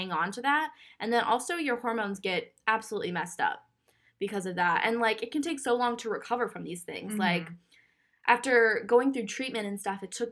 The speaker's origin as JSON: {"language": "English", "region": "Minnesota", "country": "United States", "said": "I'm from Minnesota"}